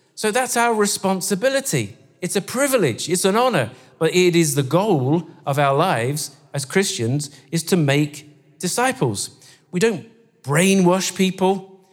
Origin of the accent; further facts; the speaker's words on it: Guernsey; now in Scotland, United Kingdom; we come from Guernsey